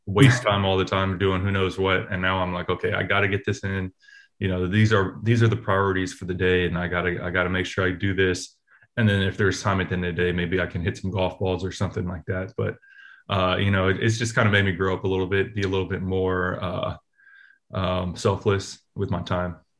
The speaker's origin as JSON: {"language": "English", "town": "Oakland", "region": "California", "country": "United States", "tie": "born or raised there", "said": "I grew up in Oakland."}